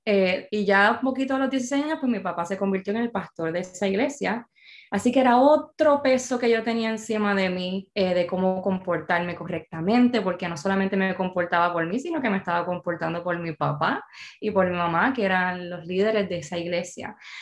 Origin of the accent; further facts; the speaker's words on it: Bayamón, Puerto Rico; soy bayamonesa